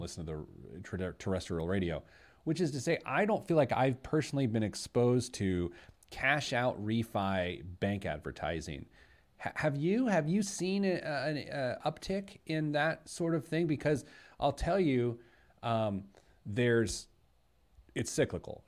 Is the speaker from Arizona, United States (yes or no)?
no; Speedway, Indiana, United States; I was born at Methodist Hospital in Indianapolis, but I grew up in Speedway